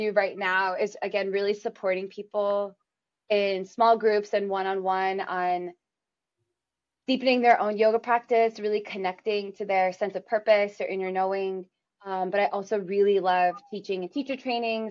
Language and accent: English; New York City, New York, United States; we grew up in New York City where they raised us